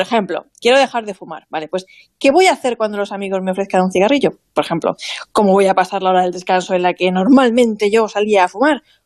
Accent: Vinalopó, Valencian Community, Spain; en mi pueblo

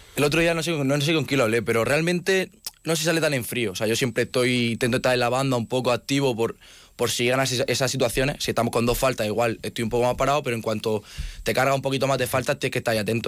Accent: Region of Murcia, Spain; moved away as an adult; now in Pamplona, Spain; como en casa, como en Murcia

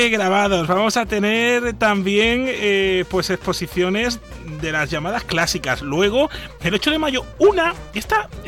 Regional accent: Cádiz, Andalusia, Spain; somos, de Cádiz

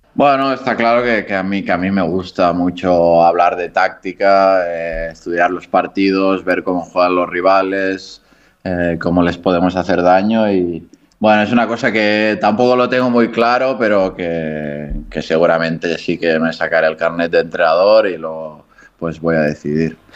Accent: Barcelona, Catalonia, Spain; moved away as an adult; also born or lived in Granada / Japan; now in Andorra; cerca de, de Barcelona, que es de donde soy

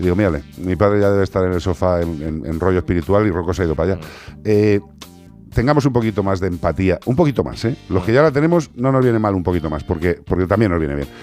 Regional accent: El Casar, Spain; de mi pueblo, del Casar

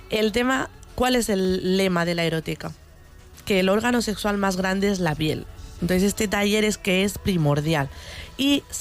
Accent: Cieza, Region of Murcia, Spain; mis padres son de Cieza, yo soy murciana, pero yo me considero cizana

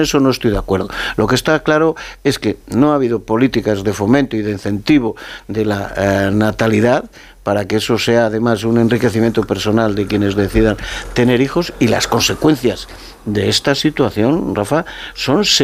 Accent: Castile and León, Spain; lo dices a un castellano leonés, ¿no? Que, que el problema demográfico en mi tierra, en mi comunidad autónoma

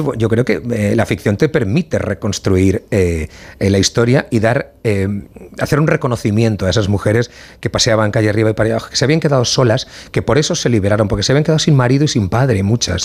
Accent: Valencian Community, Spain; a mí como valenciano

